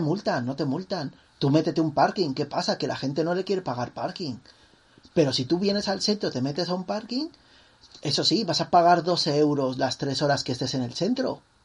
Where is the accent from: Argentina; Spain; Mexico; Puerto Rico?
Mexico; como mexicanos